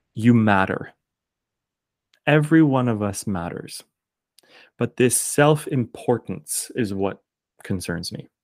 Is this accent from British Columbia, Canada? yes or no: no; Kingston, Ontario, Canada; accent: Canadian; I'm just one dude from Kingston, Ontario.